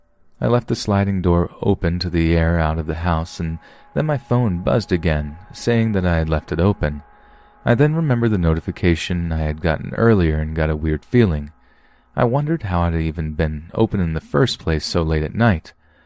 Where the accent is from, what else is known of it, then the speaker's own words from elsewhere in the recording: Helena, Montana, United States; now in Bellevue, United States; I am originally from Helena, Montana, so I grew up like a normal kid, and then my mother got a job for Amazon in downtown Seattle, so we moved to Bellevue.